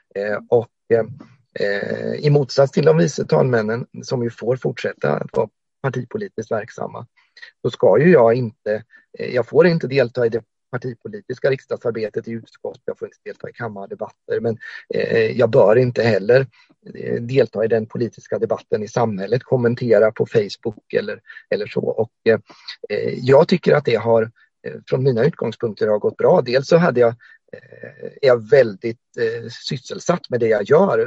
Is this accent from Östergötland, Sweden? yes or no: yes; Ödeshög, Östergötland, Sweden; also born or lived in Motala; now in Norrköping, Sweden; annars är jag eh, östgöte, eh, om man ska använda lite andra etiketter, uppvuxen mm. i Ödeshög